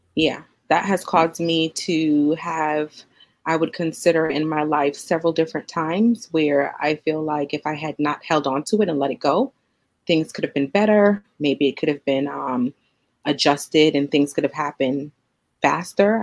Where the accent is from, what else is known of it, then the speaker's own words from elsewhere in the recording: New York City, New York, United States; moved away as an adult; also born or lived in Trinidad and Tobago; now in Suffolk, United States; growing up as an immigrant child in the United States in Brooklyn.